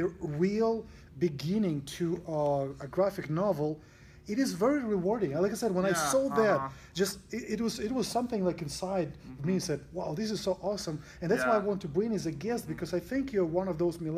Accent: Russia; now in United States; I came from Russia, where games just started coming

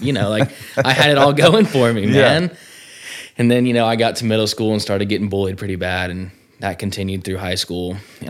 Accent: Cumming, Georgia, United States; I'm from Cumming, Georgia, you know, close to the old Decula, Georgia, where we are now. Grew up really in a good family, man.

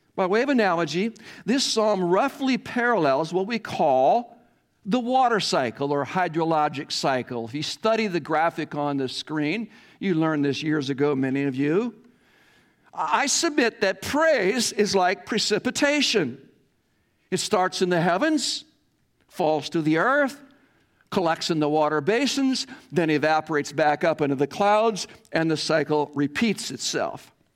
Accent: Iowa, United States; growing up in Iowa farm

